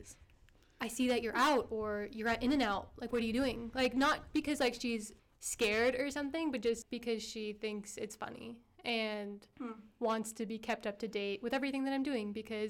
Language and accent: English; Canada; I am not from the U.S., but I'm from Canada, so kind of just similar lifestyle growing up in North America. But my parents, our ethnicity is Armenian